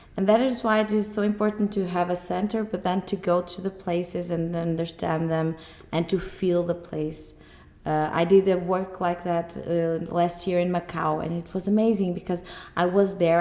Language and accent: English; Porto, Portugal; I'm an architect from Porto.